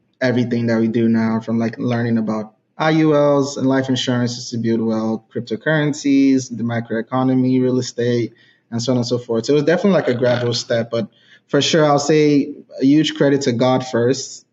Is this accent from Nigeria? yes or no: yes; Nigeria; moved away as an adult; now in United States; I grew up in Nigeria.